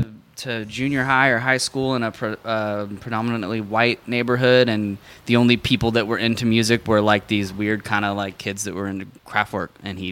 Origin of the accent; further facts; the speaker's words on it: Seattle, Washington, United States; moved away; also born or lived in Texas; True, but I moved there when I was 9